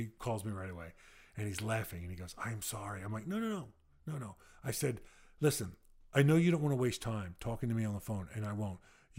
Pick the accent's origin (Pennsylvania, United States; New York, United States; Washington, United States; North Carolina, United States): Pennsylvania, United States; I'm from Delaware County, Pennsylvania.